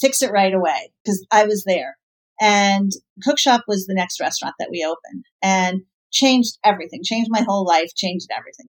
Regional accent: New York City, New York, United States; I was raised by hippie, dippy parents in the West Village of New York

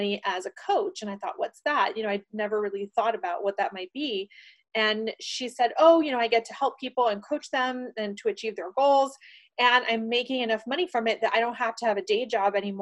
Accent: Panama; I was born in Panama, the country of Panama, and I was not so fortunate to be growing up in the country when we ended up getting a dictator

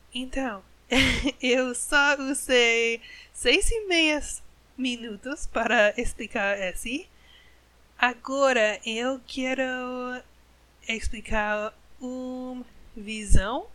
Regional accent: United States; Portuguese is a second language; Eu sou americana, eu sou gringa, uma gringa

